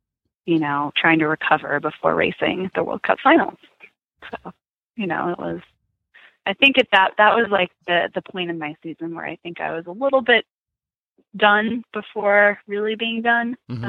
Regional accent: Arizona, United States; I'm from Arizona

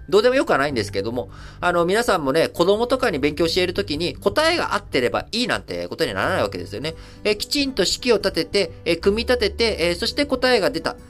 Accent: Japan; also born or lived in Thailand; 生まれも育ちも日本

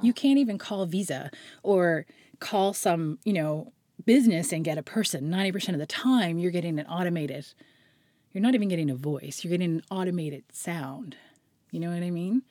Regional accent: Halifax, Nova Scotia, Canada; also born or lived in White's Lake / Prospect Bay; I grew up in Halifax on the outskirts, sort of halfway between Halifax and Peggy's Cove.

